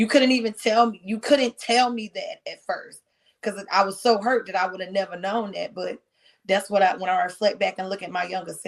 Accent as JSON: {"language": "English", "region": "North Carolina", "country": "United States", "moved": "yes", "lives_now": "Georgia, United States", "said": "I'm from the country ghetto. I'm from North Carolina."}